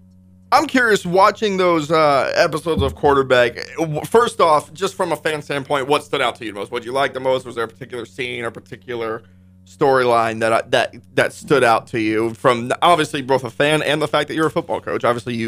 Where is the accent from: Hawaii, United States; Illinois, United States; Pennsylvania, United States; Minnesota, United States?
Hawaii, United States; moved away; But, you know, I grew up in Hawaii. My dad and stepmom are still there.